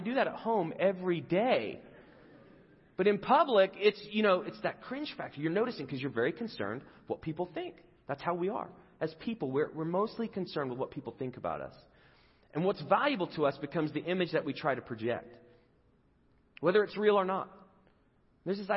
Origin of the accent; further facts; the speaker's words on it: England, United Kingdom; moved away; I grew up in England